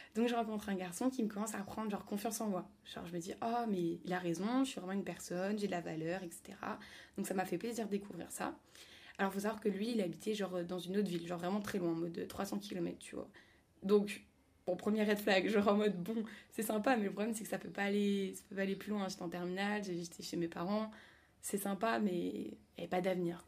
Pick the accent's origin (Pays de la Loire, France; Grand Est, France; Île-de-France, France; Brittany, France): Île-de-France, France; Paris; moved away as an adult; also born or lived in Lille; je suis revenue à Paris pour mon stage, mais de base, je suis parisienne